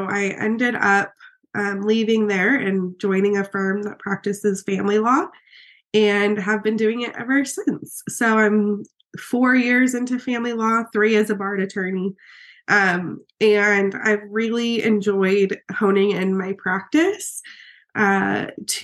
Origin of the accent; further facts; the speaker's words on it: right outside Salt Lake City, Utah, United States; moved away as an adult; also born or lived in Oregon; So I'm originally from Utah, right outside Salt Lake City. I grew up there